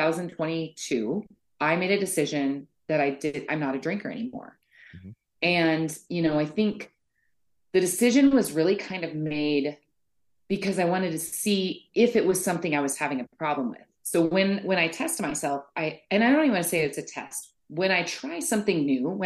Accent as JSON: {"language": "English", "town": "Boulder", "region": "Colorado", "country": "United States", "tie": "born or raised there", "moved": "as an adult", "said": "I grew up in Boulder, basically from like age, I would say, from birth to 25, I was probably in that area."}